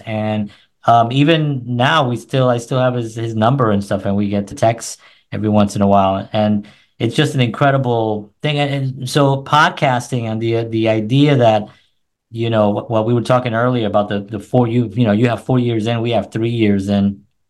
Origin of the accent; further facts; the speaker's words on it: New York City, New York, United States; also born or lived in New Jersey; now in Nashville, United States; I'm originally from New York City. I'm from the Bronx.